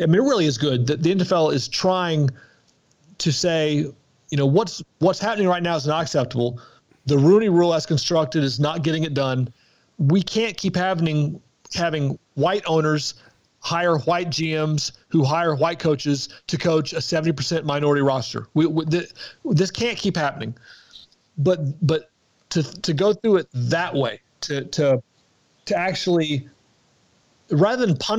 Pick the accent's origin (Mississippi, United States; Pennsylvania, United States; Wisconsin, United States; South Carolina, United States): Mississippi, United States; I grew up in Mississippi, and so to be told that I say anything correctly is really, really, it's a mind-blowing.